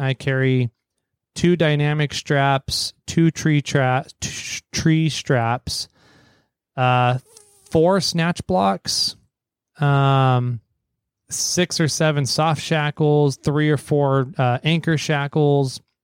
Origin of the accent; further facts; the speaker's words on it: Fresno, California, United States; now in Sacramento, United States; I grew up down near Fresno in the, the Fresno, Visalia, Tulare, Hanford area of Sacramento in the Central Valley